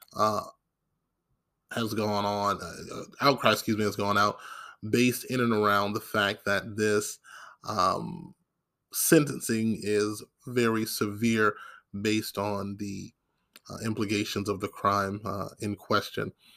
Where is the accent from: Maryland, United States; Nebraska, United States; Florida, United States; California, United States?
Maryland, United States; now in the Carolinas, United States; my home state. Now, of course, I live in the Carolinas, but I'm originally from the state of Maryland